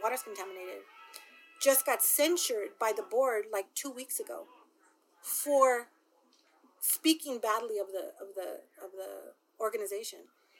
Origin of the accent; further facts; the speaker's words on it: Lynwood, California, United States; also born or lived in Compton, California; I'm from Linwood and in Compton